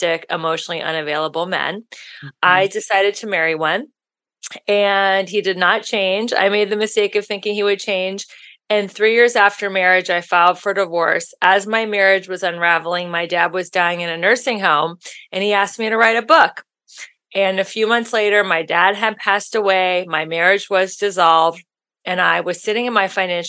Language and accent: English; Ohio, United States; moved away as an adult; now in Los Angeles, United States; I'm from Ohio.